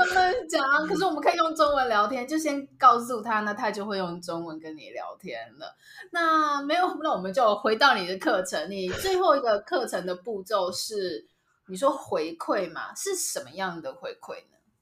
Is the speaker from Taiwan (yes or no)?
yes; Taiwan; 在我小的时候，我 没有看过外国人。就是，就是我只有看到台湾人，就是我的生活就是台湾人，台湾人，台湾人